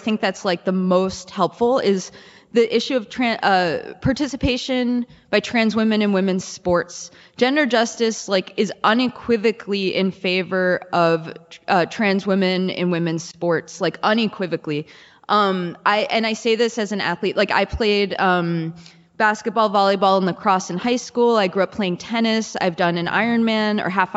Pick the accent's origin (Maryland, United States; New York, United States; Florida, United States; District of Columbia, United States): New York, United States; New York City; moved away as an adult; now in Minnesota, United States; I grew up in the Bronx. I went to law school and then I, moved to Minnesota